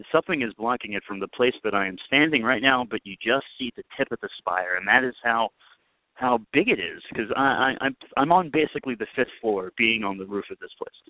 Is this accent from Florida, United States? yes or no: no; Richmond, Virginia, United States; born there; now in New York, United States; I've lived in four boroughs but Staten Island. I was born in Richmond, Virginia